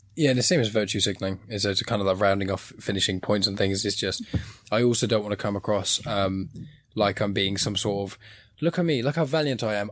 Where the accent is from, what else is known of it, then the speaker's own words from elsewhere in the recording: Southampton, South East England, United Kingdom; I'm from Southampton in, in England